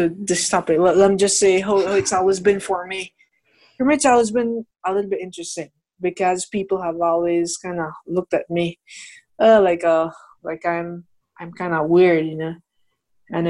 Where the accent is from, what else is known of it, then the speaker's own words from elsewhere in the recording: Belize; I was born here in Belize.